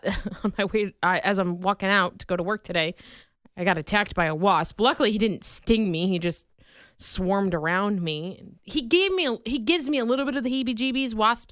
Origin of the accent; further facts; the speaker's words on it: Vinton, Iowa, United States; Vinton, Iowa, because that's my hometown